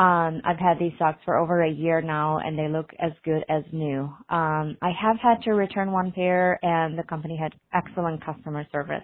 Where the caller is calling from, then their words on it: Saint Paul, Minnesota, United States; I'm calling from St. Paul, Minnesota.